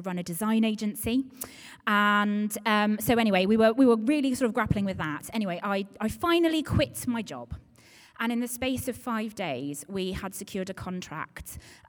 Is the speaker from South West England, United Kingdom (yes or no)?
yes; Dawlish, South West England, United Kingdom; So I'm originally from Devon. I am from Dawlish, and I think I'm now on my 30th ever home.